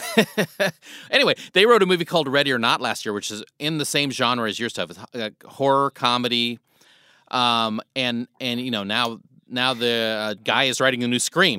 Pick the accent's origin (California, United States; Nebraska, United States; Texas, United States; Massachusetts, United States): Nebraska, United States; moved away; I grew up in Nebraska